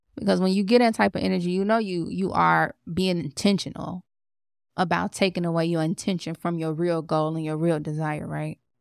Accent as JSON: {"language": "English", "town": "Chicago", "region": "Illinois", "country": "United States", "said": "I'm from Chicago"}